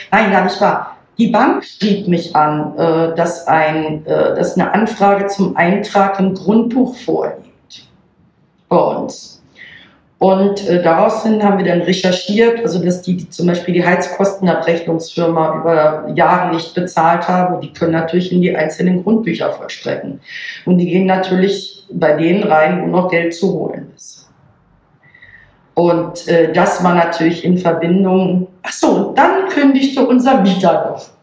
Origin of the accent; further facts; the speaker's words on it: Germany; moved away as an adult; now in Berlin, Germany; Ich selber komme, mhm. oh, mein Mann auch, gebürtig aus Hamburg bzw. Niedersachsen, oben von der Küste.